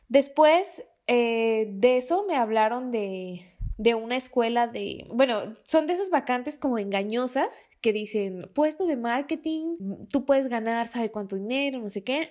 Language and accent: Spanish; Guadalajara, Jalisco, Mexico; soy tapatía